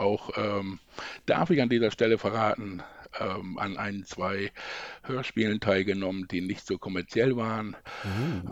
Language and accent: German; Lilienthal, Lower Saxony, Germany; ich komme aus der Nähe von Bremen. Lilienthal heißt das kleine Dorf